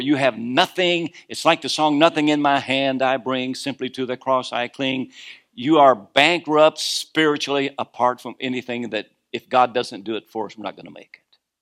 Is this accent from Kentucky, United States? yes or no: yes; Kentucky, United States; moved away; also born or lived in Norfolk area, Virginia; I was born in Kentucky, but I was born again in Virginia